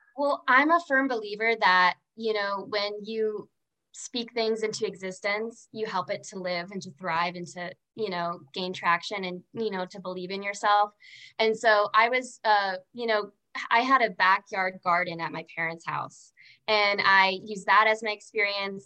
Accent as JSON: {"language": "English", "town": "Orlando", "region": "Florida", "country": "United States", "tie": "born or raised there", "also_born_or_lived": "Fort Lauderdale, Florida", "said": "I grew up in Orlando, Florida. Um, I had moved there from from Fort Lauderdale"}